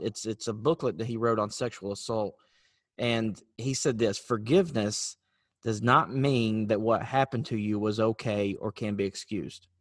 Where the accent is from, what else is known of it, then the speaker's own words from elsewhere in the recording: North Carolina, United States; moved away; I'm from North Carolina originally